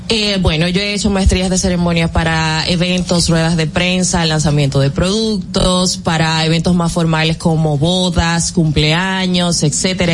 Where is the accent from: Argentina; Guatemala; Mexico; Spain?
Argentina; argentina, somos de Argentina